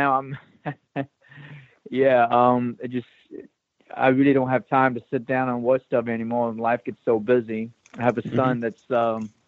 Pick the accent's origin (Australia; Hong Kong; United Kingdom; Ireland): Hong Kong; moved away; I grew up in Hong Kong